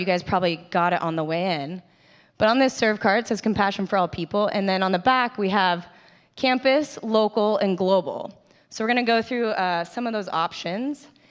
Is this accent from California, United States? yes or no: yes; Carlsbad, California, United States; I grew up in Carlsbad. I'm, grew up right down the street, grew up in this church.